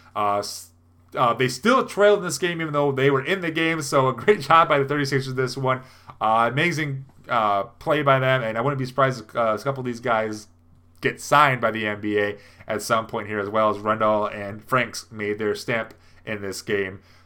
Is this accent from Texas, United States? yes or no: no; Midland, Michigan, United States; here in my hometown